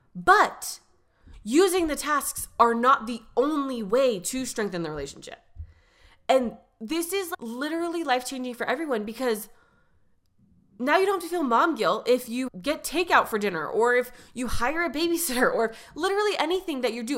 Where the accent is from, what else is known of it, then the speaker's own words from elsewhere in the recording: California, United States; I grew up in California